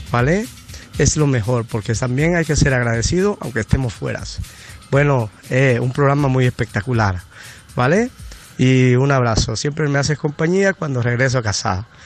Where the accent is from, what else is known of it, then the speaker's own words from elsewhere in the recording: Bolivia; now in Spain; soy de Bolivia, vivo 15 años en España.